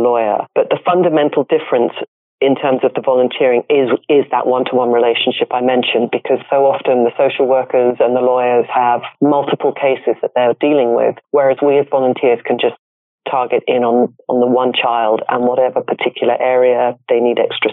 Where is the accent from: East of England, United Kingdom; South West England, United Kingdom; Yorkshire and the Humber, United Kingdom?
East of England, United Kingdom; Norfolk; moved away as an adult; also born or lived in London; now in Los Angeles, United States; I grew up in England. Yeah. I actually grew up in an area called Norfolk, countryside